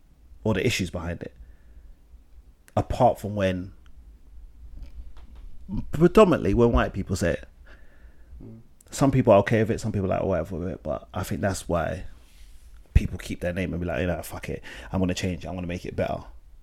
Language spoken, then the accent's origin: English; Ghana; So, obviously, as you all know, I'm Ghanaian. And obviously, my parents are Ghanaian, whatever. But the issue is that I don't speak, obviously, my mother tongue.